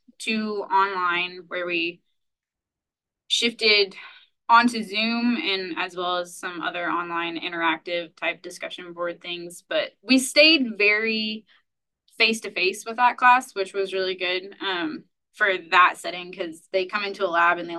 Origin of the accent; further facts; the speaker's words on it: North Central Indiana, United States; moved away as an adult; now in Nebraska, United States; I'm originally from North Central Indiana.